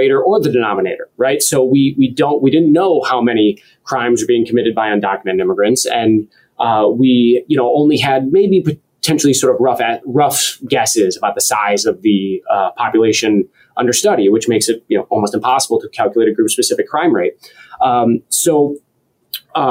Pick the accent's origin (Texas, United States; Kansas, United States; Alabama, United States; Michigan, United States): Michigan, United States; Roseville; moved away as an adult; also born or lived in Detroit, Michigan / Pennsylvania / Indiana / Washington, D.C.; now in Wisconsin, United States; I was born in Detroit. I grew up just north of the city. So originally, I was raised in Roseville, Michigan